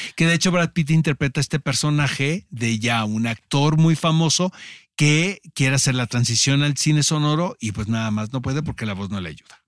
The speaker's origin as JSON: {"language": "Spanish", "country": "Mexico", "said": "nosotros como mexicanos"}